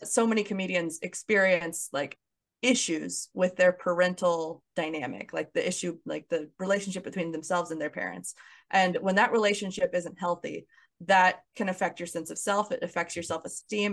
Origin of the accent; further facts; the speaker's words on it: Kansas City, United States; moved away as an adult; also born or lived in Los Angeles, California; my hometown of Kansas City